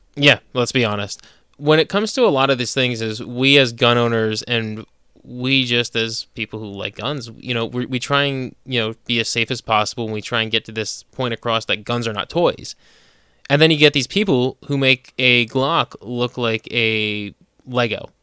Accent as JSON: {"language": "English", "region": "New Jersey", "country": "United States", "tie": "born or raised there", "moved": "as an adult", "lives_now": "Pennsylvania, United States", "said": "I'm from New Jersey. I, I was born and raised in New Jersey"}